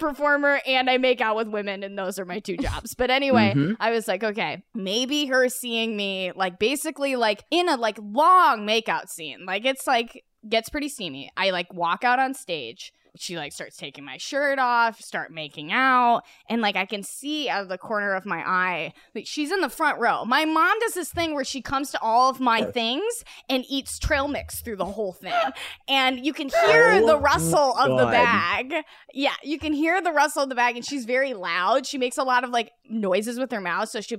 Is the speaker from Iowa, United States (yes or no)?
yes; Iowa, United States; I'm from Iowa